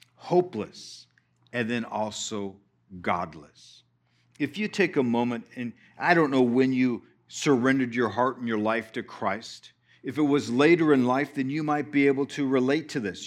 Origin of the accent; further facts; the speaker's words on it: Texas, United States; we're from Texas